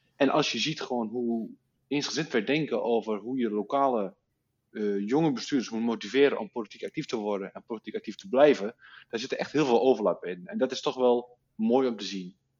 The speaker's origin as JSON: {"language": "Dutch", "town": "Oldenzaal", "region": "Overijssel", "country": "Netherlands", "tie": "born or raised there", "said": "geboren en getogen in Oldenzaal"}